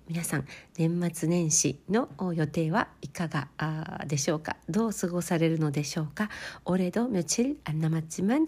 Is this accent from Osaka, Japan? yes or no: yes; Kansai, Osaka, Japan; moved away; also born or lived in Kobe; 私のふるさとである関西、 えー、関西地方大阪なので